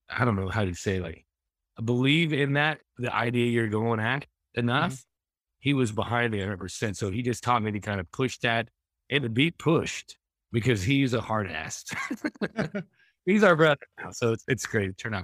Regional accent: the Ozarks, United States; I grew up in the Ozarks

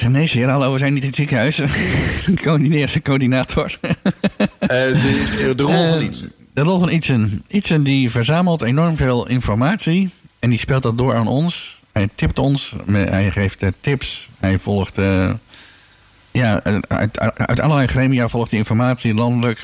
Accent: Schalkwijk, Utrecht, Netherlands; moved away as an adult; now in Houten, Netherlands; ik kom oorspronkelijk uit Schalkwijk

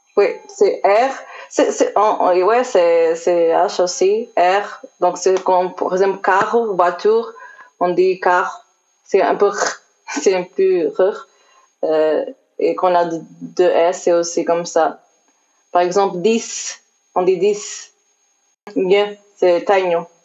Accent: Portugal; French is a second language; also born or lived in Switzerland; je suis retournée au Portugal quand j'étais très, très, très jeune.

